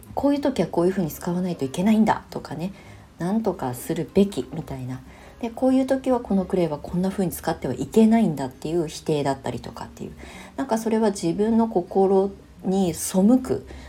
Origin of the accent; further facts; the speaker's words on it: Ibaraki, Japan; moved away; 生まれ故郷の茨城県に帰ってきて、まあ、U ターンしてきて